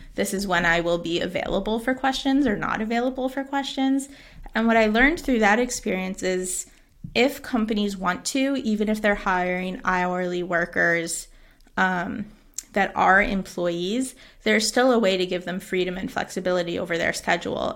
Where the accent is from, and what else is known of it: United States; moved away as an adult; now in Xàtiva, Spain